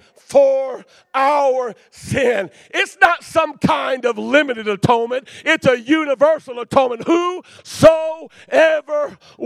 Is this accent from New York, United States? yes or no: no; Detroit, Michigan, United States; I'm from Detroit